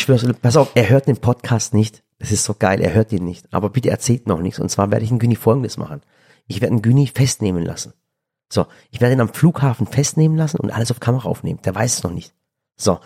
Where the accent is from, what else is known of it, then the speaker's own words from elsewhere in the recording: Germany; ich sehe mich doch auch als Deutscher. Ich bin hier auch geboren.